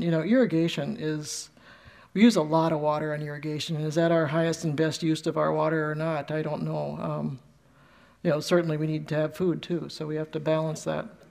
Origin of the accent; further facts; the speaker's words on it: Ohio, United States; we're from Ohio